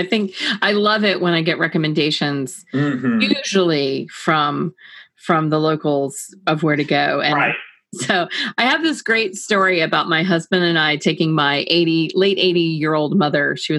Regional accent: Stone Mountain, Georgia, United States; I'm an Atlanta native, basically. I'm from Stone Mountain.

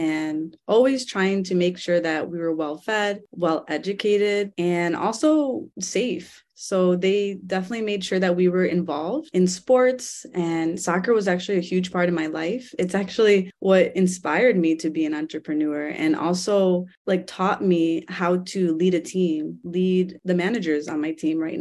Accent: Cleveland, Ohio, United States; So that's actually where I grew up. I was born in Cleveland

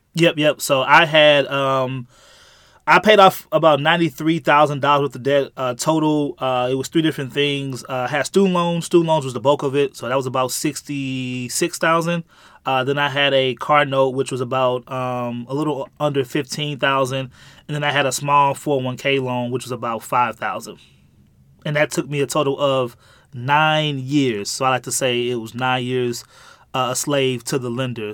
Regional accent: St. Louis, Missouri, United States; I born and raised in, uh, Saint Louis, Missouri

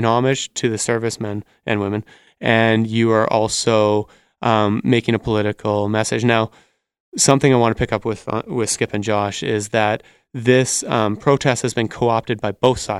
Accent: Canada; I'm Canadian

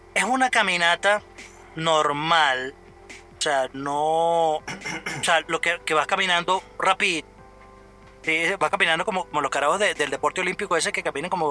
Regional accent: Venezuela; moved away; yo estoy en mi país, no jode, coño. Este no es mi ciudad, pero coño, es mi tierra

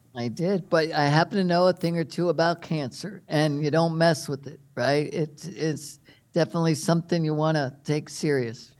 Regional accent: Maryland, United States; moved away as an adult; also born or lived in California; I grew up in Maryland

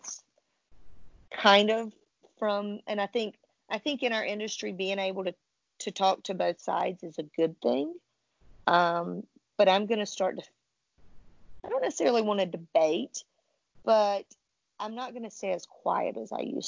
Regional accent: the South, United States; I was raised in the South

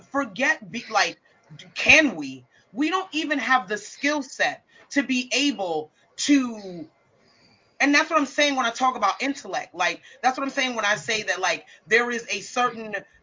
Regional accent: United States; I'm American

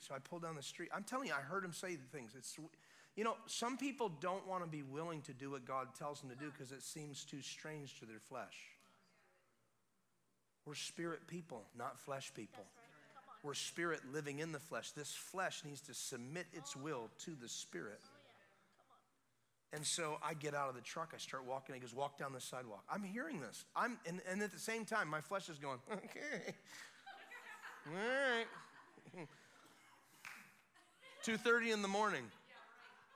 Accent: Florida, United States; we're out of state. We're from Florida

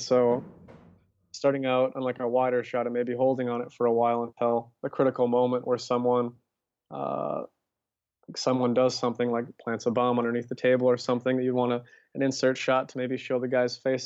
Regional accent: Minnesota, United States; moved away as an adult; I ended up moving back to Minnesota

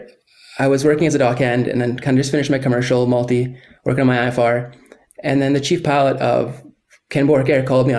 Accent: Gabriola Island, Vancouver Island, British Columbia, Canada; when I was around 14, we moved to Vancouver Island, and I grew up on Gabriola for the rest of my youth

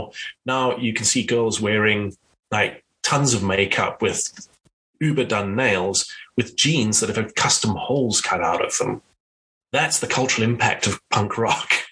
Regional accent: South Africa; I grew up in South Africa

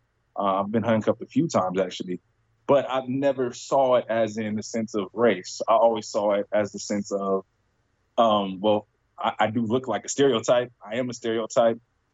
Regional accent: Compton, California, United States; also born or lived in Virginia; And I was born and raised in California, but I was born and raised in Compton, California.

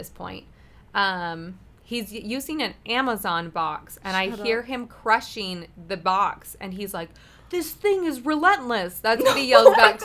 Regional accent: Utah, United States; I'm from Utah.

